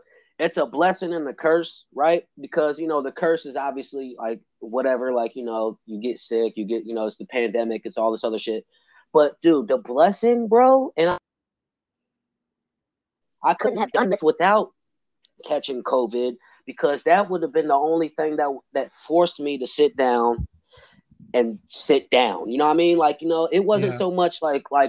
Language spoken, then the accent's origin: English; Illinois, United States; I'm coming from Illinois